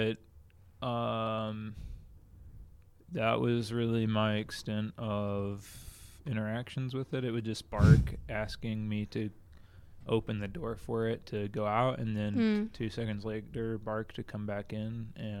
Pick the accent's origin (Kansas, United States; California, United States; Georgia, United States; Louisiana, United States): Georgia, United States; outside of Atlanta; moved away as an adult; also born or lived in Clearwater, Florida; now in Utah, United States; I grew up outside of Atlanta, Georgia, northeast suburbs of Atlanta, and grew up there.